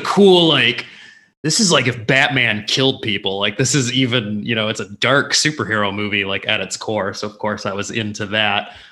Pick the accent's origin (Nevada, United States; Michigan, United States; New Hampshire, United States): Michigan, United States; Livonia; I grew up in Livonia